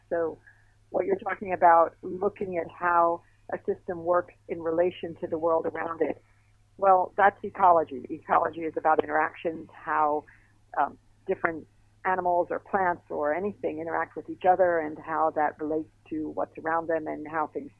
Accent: Miami Beach, Florida, United States; I grew up in Miami Beach

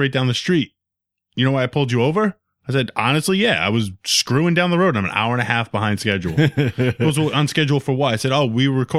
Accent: Rhode Island, United States; And I'm from Rhode Island. So now he's like, all right, why is this kid in Massachusetts?

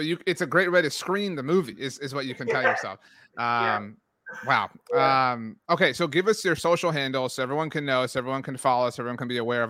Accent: Texas, United States; anyone who's followed me, I'm from the Rio Grande Valley. And so, you know, obviously I mentioned my age, but when Tony Romo burst onto the scene, it was just this like rabid excitement in South Texas.

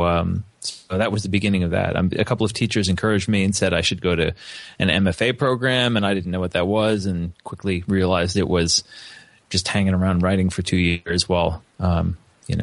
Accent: New Jersey, United States; also born or lived in Missoula, Montana; now in Upstate New York, United States; I grew up in New Jersey, in a stable and intelligent family that encouraged my interests

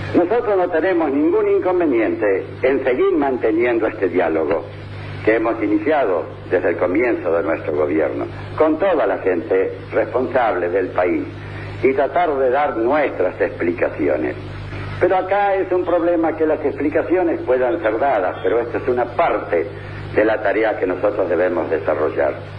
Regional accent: Argentina

